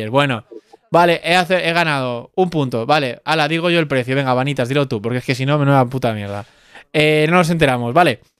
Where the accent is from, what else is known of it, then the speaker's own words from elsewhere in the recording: Galicia, Spain; Vengo de Galicia y quería jugar como pues con vosotros a este juego.